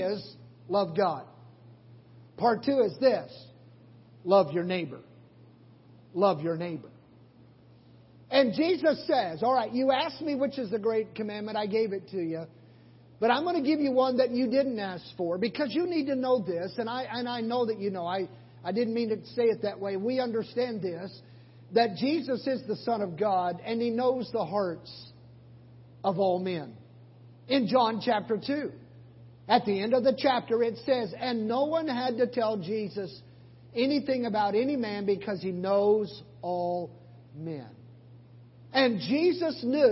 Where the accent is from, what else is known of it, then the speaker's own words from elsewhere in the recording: Oklahoma, United States; moved away; I'm from Oklahoma.